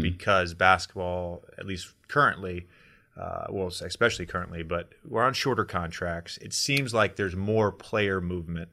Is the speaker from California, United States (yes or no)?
no; Roanoke, Virginia, United States; I grew up in Roanoke, Virginia